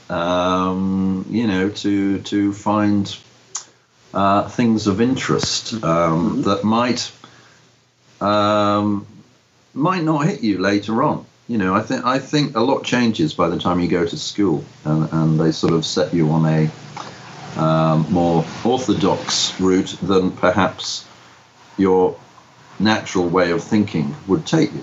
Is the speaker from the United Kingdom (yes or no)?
yes; Liverpool, North West England, United Kingdom; moved away as an adult; I grew up in Liverpool, was born and bred in Liverpool